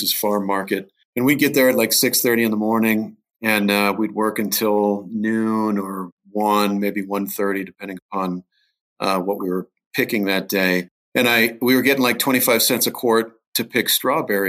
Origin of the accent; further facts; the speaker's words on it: Norwalk, Ohio, United States; now in Colorado, United States; I grew up south of a town called Sandusky, Ohio, a little town called Norwalk